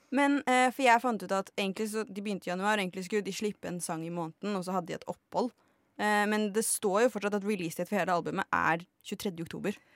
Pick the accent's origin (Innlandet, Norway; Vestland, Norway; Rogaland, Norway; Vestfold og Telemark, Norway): Innlandet, Norway; Lillehammer; moved away; da jeg var hjemme på Lillehammer